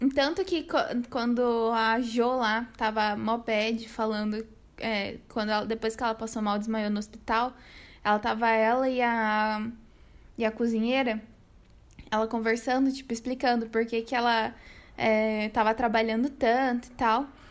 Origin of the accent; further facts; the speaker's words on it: Brazil; pra gente brasileiro